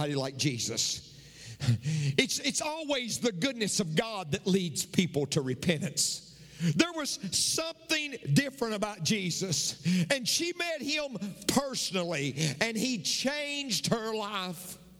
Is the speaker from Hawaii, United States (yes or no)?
no; McMinnville, Tennessee, United States; I'm from McMinnville, Tennessee